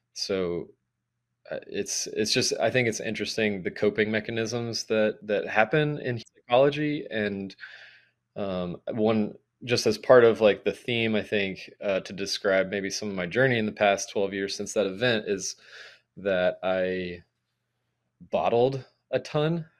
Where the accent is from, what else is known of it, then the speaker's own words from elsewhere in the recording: Atlanta, Georgia, United States; I'm from Atlanta originally